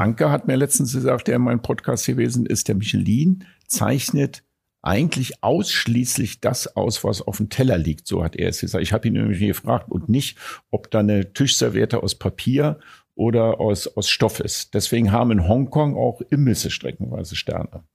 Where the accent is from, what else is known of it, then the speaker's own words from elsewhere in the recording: Berlin, Germany; Ich, ich bin geborener Berliner